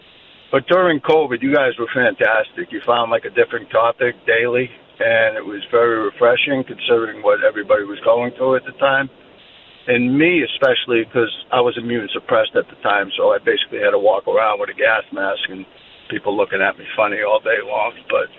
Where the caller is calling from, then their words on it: Charlotte, North Carolina, United States; Hey, Dan, I'm calling from Charlotte.